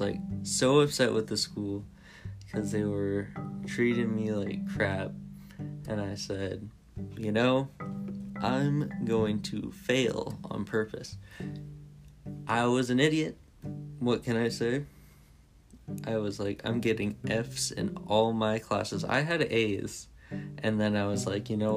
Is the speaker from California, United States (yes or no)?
yes; California, United States; I grew up in California with my parents